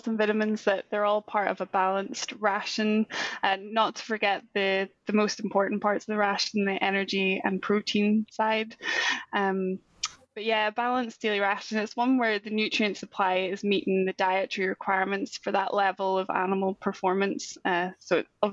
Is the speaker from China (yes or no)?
no; Northern Ireland, United Kingdom; also born or lived in Scotland; But I'm originally from Northern Ireland. I'm actually back there now working remotely for SAC.